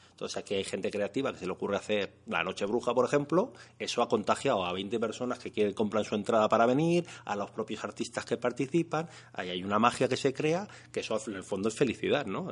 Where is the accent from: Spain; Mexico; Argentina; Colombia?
Spain; Madrid, Community of Madrid; also born or lived in Molina de Aragón; yo me considero por supuesto castellano, nació en Madrid, pero no sé, siempre te sientes como un poco más del pueblo de tu padre.